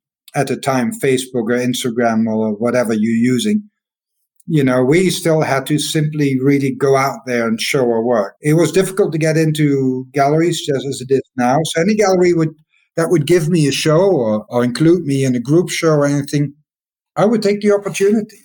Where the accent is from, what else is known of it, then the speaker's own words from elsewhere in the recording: Maastricht, Limburg, Netherlands; I'm walking in Maastricht in my hometown